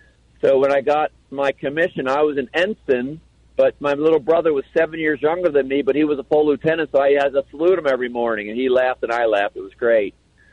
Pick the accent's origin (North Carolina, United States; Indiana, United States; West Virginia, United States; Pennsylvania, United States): Pennsylvania, United States; Philadelphia; moved away as an adult; also born or lived in Germany / Belgium / Switzerland; I am from Philadelphia